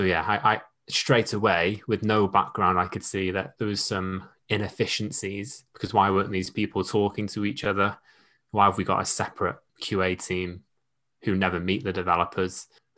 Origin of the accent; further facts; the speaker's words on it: Wales, United Kingdom; So I grew up in North Wales, get called a Scouser or a Manc at least once a week. I joined the Navy at 17.